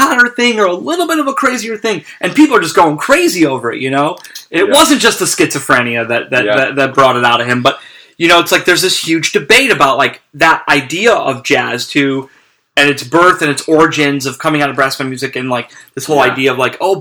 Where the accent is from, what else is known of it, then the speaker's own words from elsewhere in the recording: Cleveland, Ohio, United States; now in New Orleans, United States; I grew up in Cleveland